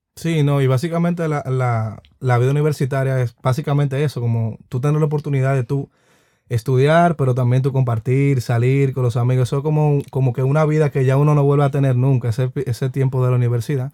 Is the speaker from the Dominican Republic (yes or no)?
yes; Dominican Republic; uno como dominicano